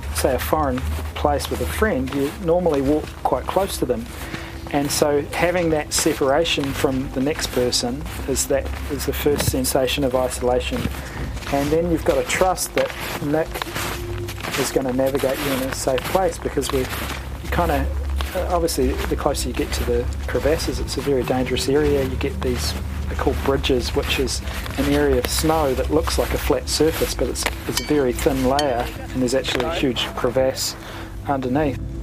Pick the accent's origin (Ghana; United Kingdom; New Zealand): New Zealand; as a New Zealander